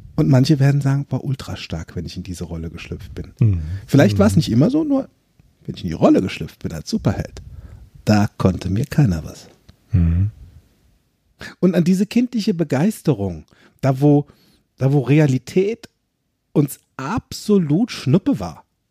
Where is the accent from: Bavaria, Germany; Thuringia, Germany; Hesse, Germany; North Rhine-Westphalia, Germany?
Hesse, Germany; Limburg an der Lahn; von Limburg damals, wo ich gewohnt habe, wo ich groß geworden bin